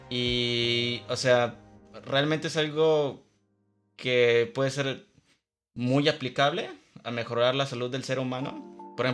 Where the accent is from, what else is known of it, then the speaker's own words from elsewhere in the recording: Guadalajara, Jalisco, Mexico; yo soy Tapatío, así, en Guadalajara.